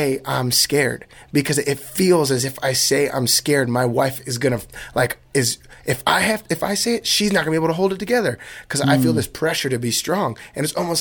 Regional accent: New Jersey, United States; now in California, United States; growing up in New Jersey

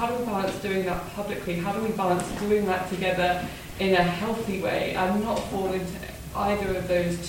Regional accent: United Kingdom; I'm incredibly British

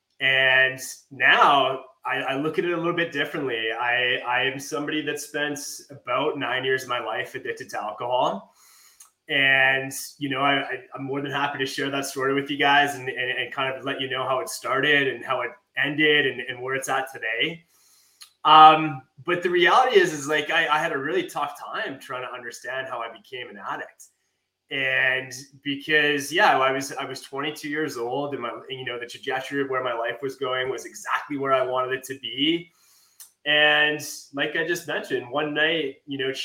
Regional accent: Calgary, Alberta, Canada; also born or lived in Lethbridge; I was going to school in Lethbridge and I'm from Calgary

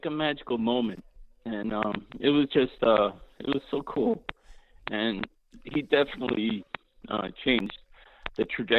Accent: Scranton, Pennsylvania, United States; now in Sacramento, United States; I'm from Scranton

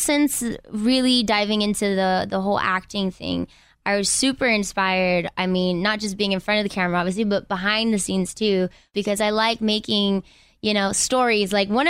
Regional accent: Inglewood, California, United States; I'm from Inglewood.

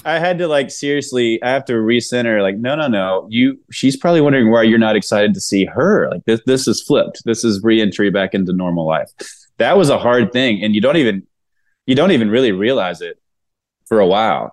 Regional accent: Mississippi, United States; moved away as an adult; now in Nashville, United States; I'm from Mississippi, so it kind of rolls off the tongue a little bit

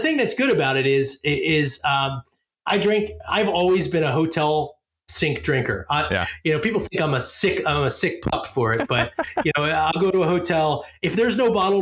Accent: Philadelphia, Pennsylvania, United States; I grew up in Philly.

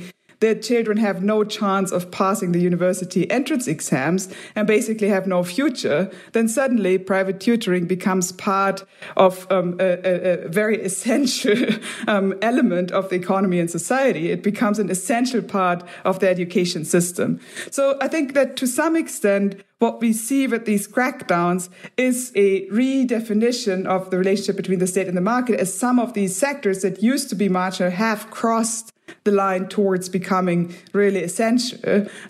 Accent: Germany; or I'm from Germany, clearly beyond what people in Germany are doing.

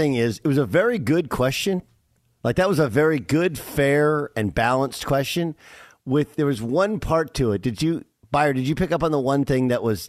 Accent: Orange, California, United States; I grew up in Orange because the city of Orange is famous, basically, I think, for two things.

